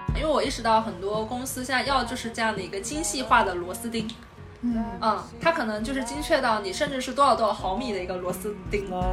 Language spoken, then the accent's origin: Chinese; southern China, China; moved away as an adult; now in Beijing, China; 我是一个南方人